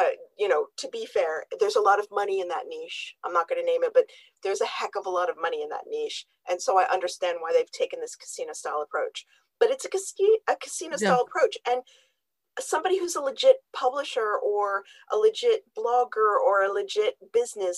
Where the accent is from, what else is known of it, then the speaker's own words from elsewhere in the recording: Canada; I'm Canadian.